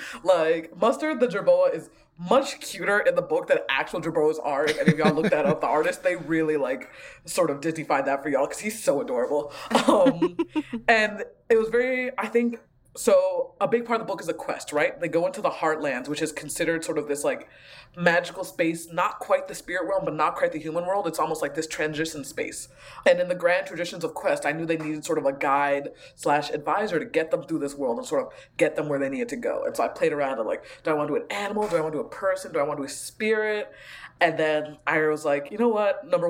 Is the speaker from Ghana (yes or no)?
yes; Ghana; moved away; like I'm a immigrant from Ghana, so I grew up with a lot of sort of Ghanaian spirituality and way of looking at the world.